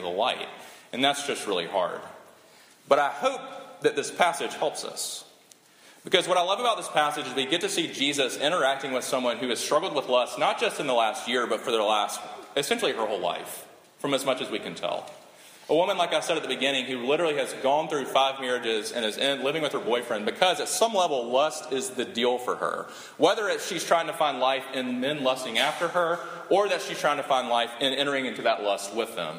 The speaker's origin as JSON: {"language": "English", "region": "South Carolina", "country": "United States", "said": "I'm from South Carolina"}